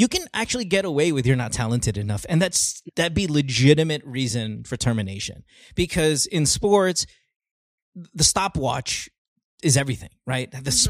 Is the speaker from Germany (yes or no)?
no; Philippines; moved away as an adult; now in United States; I'd say the majority of my life in the Philippines